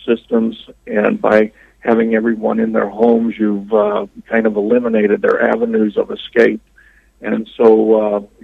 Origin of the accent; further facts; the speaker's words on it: St. Louis, Missouri, United States; moved away; I come from the St. Louis area, so I was very familiar with Ferguson